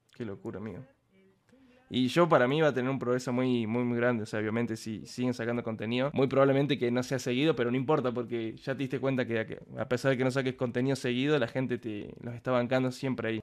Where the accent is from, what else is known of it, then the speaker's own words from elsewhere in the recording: Córdoba, Argentina; yo soy de Córdoba